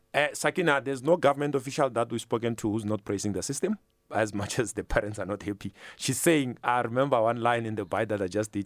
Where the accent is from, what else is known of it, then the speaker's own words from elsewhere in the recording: Limpopo, South Africa; now in Gauteng, South Africa; I'm from Limpopo myself